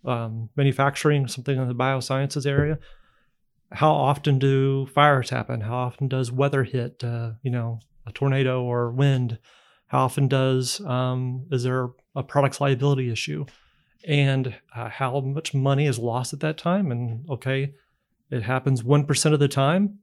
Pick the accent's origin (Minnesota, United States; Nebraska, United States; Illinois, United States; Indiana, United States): Indiana, United States; moved away as an adult; I'm from Indiana originally. Uh, we left fifteen years ago to work elsewhere and, um, lucky enough to come back